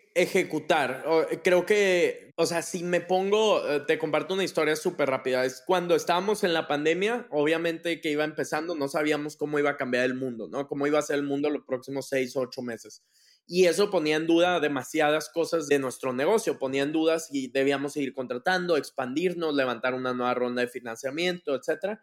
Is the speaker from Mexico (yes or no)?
yes; Monterrey, Nuevo León, Mexico; yo soy de Monterrey, toda mi vida viví aquí, crecí acá